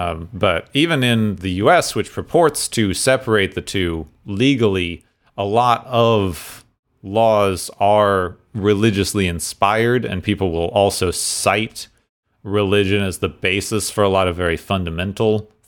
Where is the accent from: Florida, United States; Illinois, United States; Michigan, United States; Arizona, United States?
Arizona, United States; Phoenix; like where I grew up in Phoenix, it's like it's illegal to spit on the sidewalk